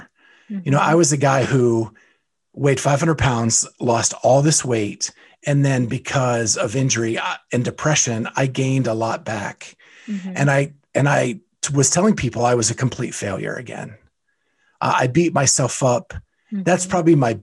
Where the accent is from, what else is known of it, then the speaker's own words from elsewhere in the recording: Western Pennsylvania, United States; I grew up in Western Pennsylvania